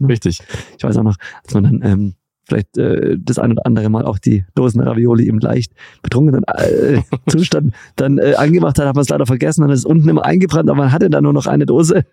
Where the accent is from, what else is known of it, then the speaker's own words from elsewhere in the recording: Baden-Württemberg, Germany; ich komme zwar aus Baden-Württemberg, aber nicht aus eurer Region